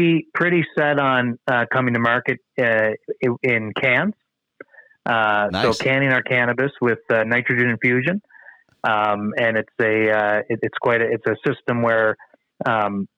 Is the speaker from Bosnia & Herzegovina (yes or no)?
no; New Brunswick, Canada; I'm from the East Coast of Canada. I'm from New Brunswick